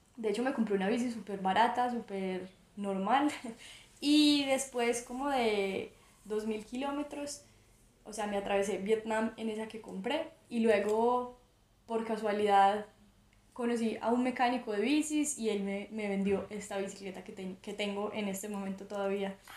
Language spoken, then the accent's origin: Spanish; Armenia, Quindío, Colombia; yo soy de, Armenia, de Colombia, eh, una ciudad eh, relativamente pequeña de Colombia, entre las montañas, es la zona cafetera de Colombia y nací y crecí acá